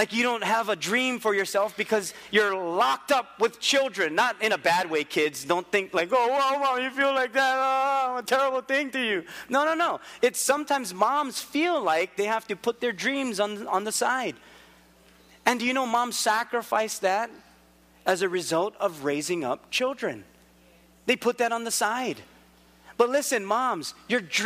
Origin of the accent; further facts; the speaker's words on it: Philippines; also born or lived in Hawaii; I'm Filipino